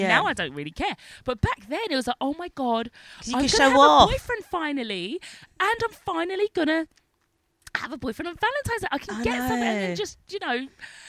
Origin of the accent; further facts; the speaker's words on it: London, United Kingdom; moved away as an adult; We're from North London.